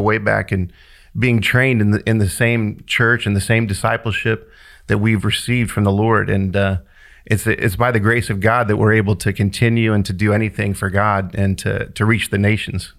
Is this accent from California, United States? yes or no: no; Kansas City, Kansas, United States; moved away; I grew up in Wyandotte County in Kansas City, Kansas